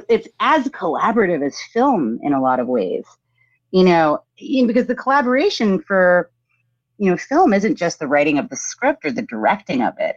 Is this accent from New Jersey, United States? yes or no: yes; New Jersey, United States; also born or lived in New York / Teaneck, New Jersey / Montclair, New Jersey; I was born in New York, grew up in New Jersey